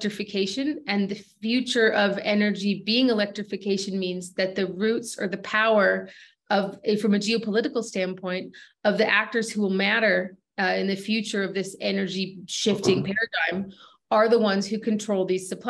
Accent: United States; moved away; as a U.S. native who's recently returned to my home country to do mineral exploration

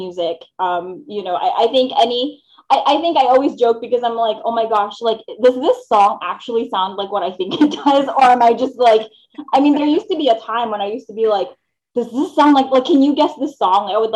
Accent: Philippines; moved away; I grew up in the Philippines. So I wasn't born here. I was born in the Philippines.

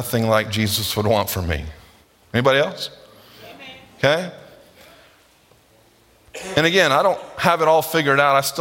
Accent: United States; we as American Christians

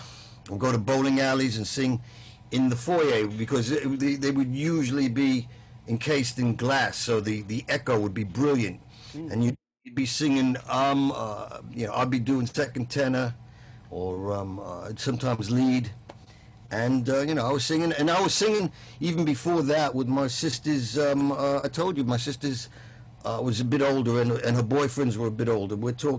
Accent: New York City, New York, United States; moved away as an adult; also born or lived in Chicago / Manhattan / Denmark / United Kingdom; I was born in Brooklyn, y'all, in Brooklyn, New York, in 1947.

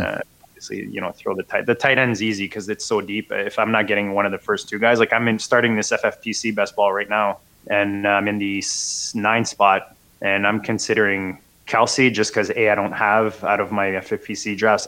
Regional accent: Canada; as a Canadian

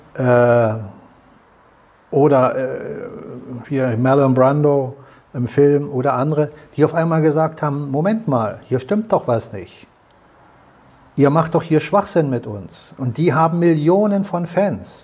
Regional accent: Germany; uns als Deutsche

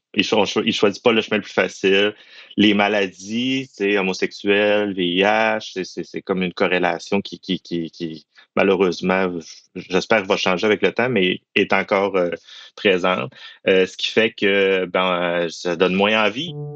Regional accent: Quebec, Canada; je suis originaire du Saguenay-Lac-Saint-Jean

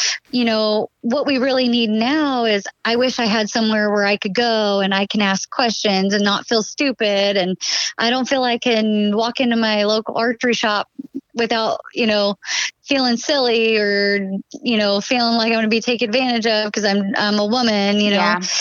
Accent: Washington, United States; now in Oregon, United States; originally I grew up in Washington where you could buy your license and your tag at any point during the season

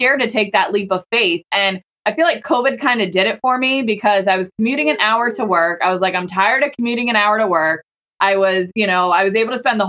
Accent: Pennsylvania, United States; moved away as an adult; also born or lived in Virginia; I'm from Pennsylvania, but then I moved to Virginia when I met my husband and then we lived there for a while

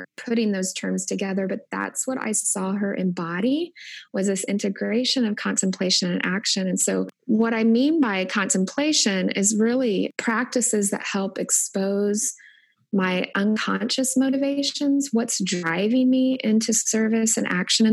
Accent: Indianapolis, Indiana, United States; moved away as an adult; also born or lived in Wilmore, Kentucky; now in Omaha, United States; Growing up in Indianapolis, we attended church at least 3 times a week

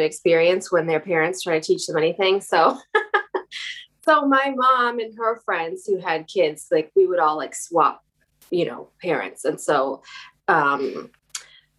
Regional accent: near Chicago, Illinois, United States; moved away as an adult; also born or lived in New York / Los Angeles; now in West Hollywood, United States; I grew up in near Chicago in the Midwest

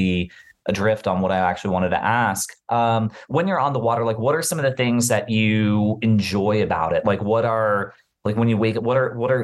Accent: Bermuda; moved away; I was born and raised on the island of Bermuda

